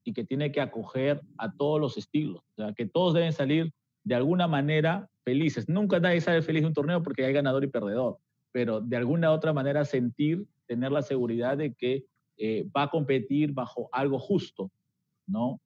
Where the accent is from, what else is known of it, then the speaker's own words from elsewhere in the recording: Peru; nuestra raza peruana